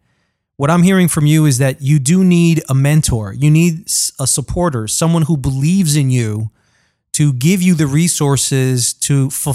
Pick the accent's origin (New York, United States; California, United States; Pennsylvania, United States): New York, United States; New York City; I am a New Yorker born in Queens.